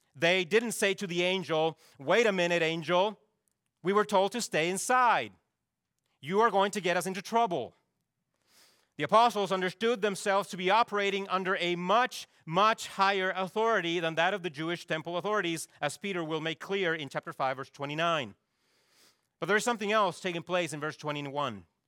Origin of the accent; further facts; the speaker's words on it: Chile; moved away; my home country of Chile